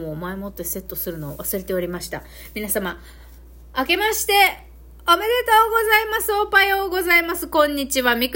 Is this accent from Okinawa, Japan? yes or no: yes; Okinawa, Japan; accent: Okinawan dialect mixed with Kansai; うちなんちの私からしてみるとね